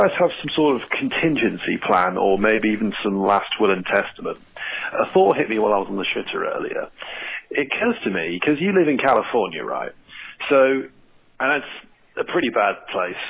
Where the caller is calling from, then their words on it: England, United Kingdom; I was just calling from England